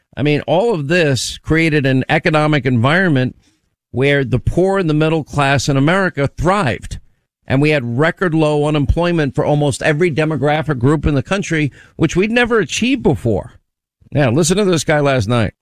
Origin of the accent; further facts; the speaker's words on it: New York, United States; I was born in New York.